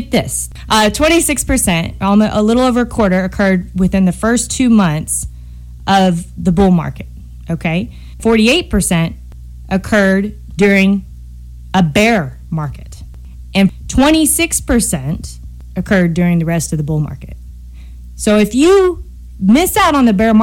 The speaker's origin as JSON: {"language": "English", "country": "United States", "said": "I am an American. I'm very proud to be an American"}